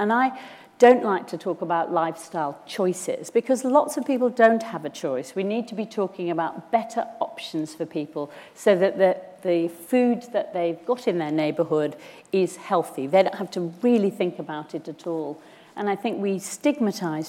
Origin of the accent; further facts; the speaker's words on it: Cumbria, North West England, United Kingdom; I'm from Cumbria, so of course I've got a thing about the rural communities